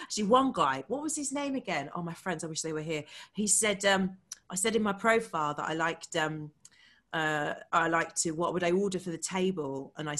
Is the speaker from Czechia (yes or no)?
no; Nigeria; I'm Nigerian